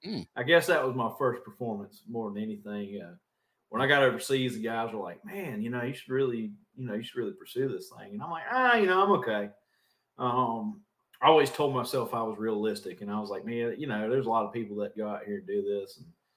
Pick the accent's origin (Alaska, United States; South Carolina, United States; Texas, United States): South Carolina, United States; We didn't have a stoplight. We got one recently, so now we are a one-stoplight town.